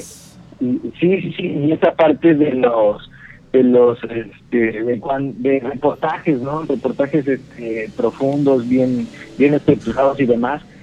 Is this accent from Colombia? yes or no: no; Mexico; now in Cancún, Mexico; nací en Martínez, pero vivía, vivíamos los primeros, los primeros 12 años vivimos en un pueblo muy cercano a Martínez